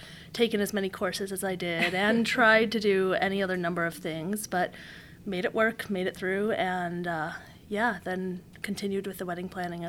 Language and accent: English; La Grange, Illinois, United States; I'm from LaGrange